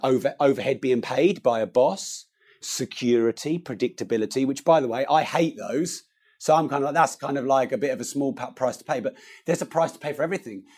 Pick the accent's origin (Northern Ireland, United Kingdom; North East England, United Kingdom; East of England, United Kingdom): East of England, United Kingdom; Peterborough; I'm from Peterborough, where prices are a lot lower